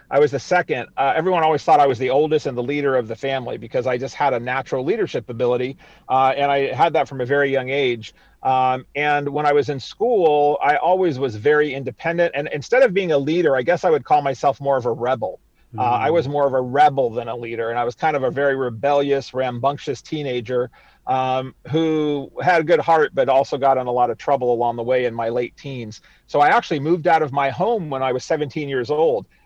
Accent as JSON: {"language": "English", "region": "East Coast", "country": "United States", "tie": "born or raised there", "said": "I grew up across the United States, mostly on the East Coast of the United States, because my dad was a Navy man"}